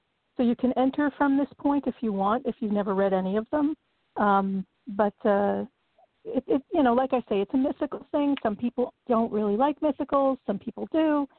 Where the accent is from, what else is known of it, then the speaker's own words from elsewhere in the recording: New York, United States; I'm from New York, of course, but I've done a lot of traveling and I've spent time pretty much all over the U.S.